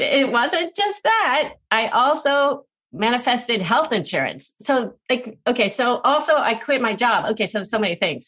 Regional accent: United States; I'm Asian American

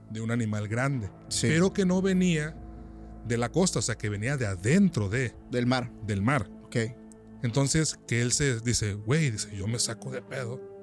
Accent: San Juan Bautista Tuxtepec, Oaxaca, Mexico; él, yo nos criamos prácticamente aquí en Tuxtepec

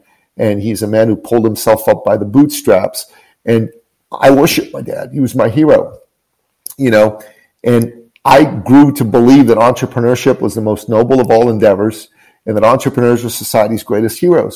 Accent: Tehran, Tehran Province, Iran; now in Canada; I'm originally from Tehran, Iran

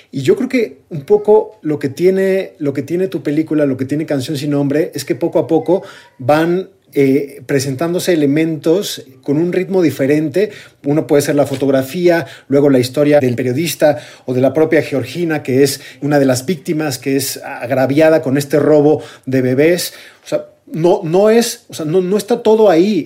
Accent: Mexico; somos mexicanos

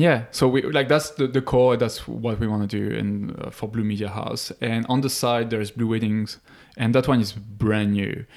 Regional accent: Paris, Île-de-France, France; moved away; I'm from France. Grew up in Paris, near Paris

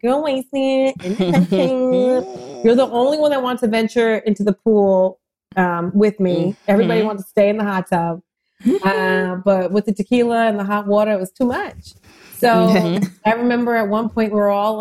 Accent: New Jersey, United States; I'm from Jersey

